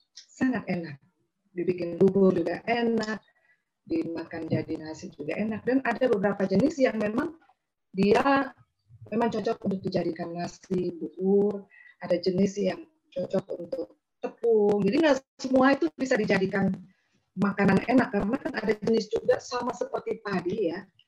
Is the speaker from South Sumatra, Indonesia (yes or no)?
no; Pajunyan Village, West Adonara, Flores, East Nusa Tenggara, Indonesia; West Adonara Sub District is Flores. Ini dari kampung saya sendiri.